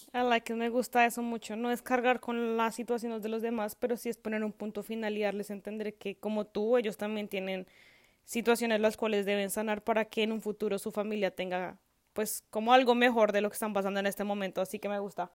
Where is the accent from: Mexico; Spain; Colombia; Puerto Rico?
Colombia; moved away as an adult; now in Canada; yo estaba bien en mi país, o sea, no no de la mejor forma económicamente, porque vivir en Colombia es muy complicado